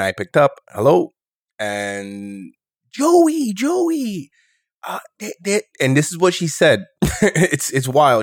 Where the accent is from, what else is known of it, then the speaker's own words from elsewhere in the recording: New York City, New York, United States; also born or lived in Rochester, New York; born and raised in New York City.